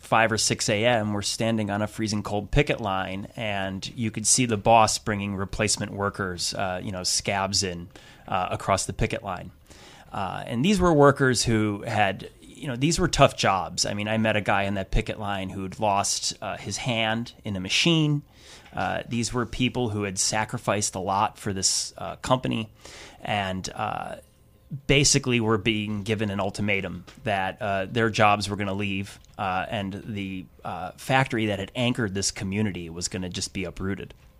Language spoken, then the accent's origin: English; Wisconsin, United States; I grew up in the Midwest. I'm from Wisconsin